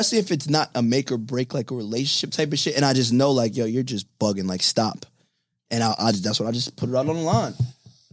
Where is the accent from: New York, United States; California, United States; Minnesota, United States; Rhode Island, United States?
New York, United States; New York City; I'm from Clint Hills.